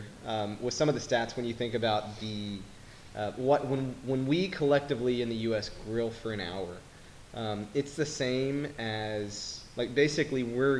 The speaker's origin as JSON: {"language": "English", "town": "Lubbock", "region": "Texas", "country": "United States", "said": "I'm from Lubbock"}